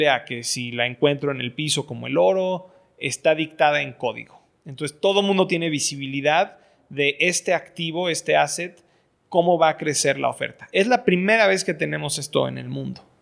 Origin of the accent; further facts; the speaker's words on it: Venezuela; Entonces, en Venezuela lo que pasa es yo como, como venezolano no puedo